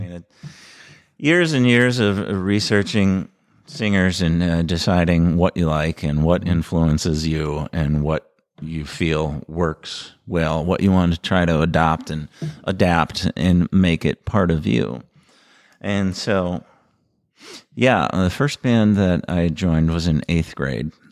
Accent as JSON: {"language": "English", "town": "North St. Paul", "region": "Minnesota", "country": "United States", "tie": "born or raised there", "said": "I grew up in North Saint Paul"}